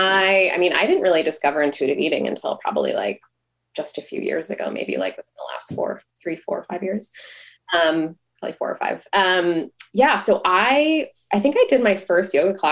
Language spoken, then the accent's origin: English; Buffalo, New York, United States; moved away as an adult; now in Boston, United States; I grew up in Buffalo, New York, so I didn't have any friends or family here